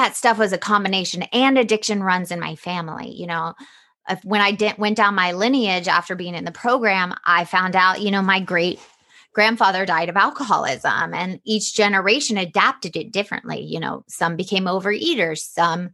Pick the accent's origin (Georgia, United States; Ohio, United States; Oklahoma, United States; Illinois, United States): Georgia, United States; Atlanta; I grew up in the South in Atlanta